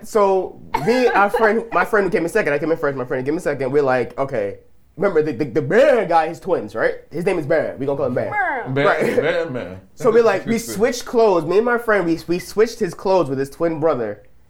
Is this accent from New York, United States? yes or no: yes; New York, United States; we were from New York